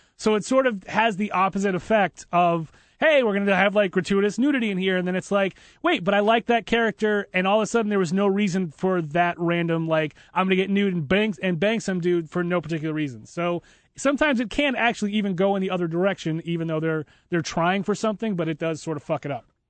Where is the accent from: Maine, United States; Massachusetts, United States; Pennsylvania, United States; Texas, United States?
Massachusetts, United States; Boston; I'm from Boston.